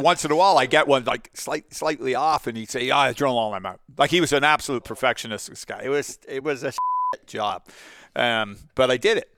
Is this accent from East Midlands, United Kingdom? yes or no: no; Portsmouth, South East England, United Kingdom; now in Canada; Met my mother, who was a Portsmouth girl got married. I was born there, 1960